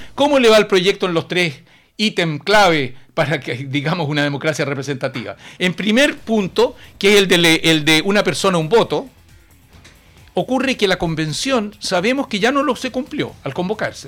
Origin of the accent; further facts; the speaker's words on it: Chile; en mi país, en nuestro Chile